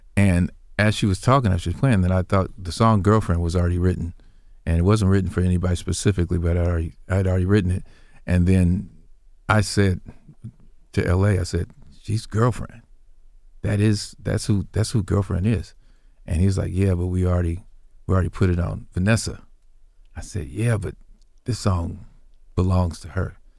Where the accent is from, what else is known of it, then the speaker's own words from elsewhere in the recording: Indianapolis, Indiana, United States; my hometown and which was Indianapolis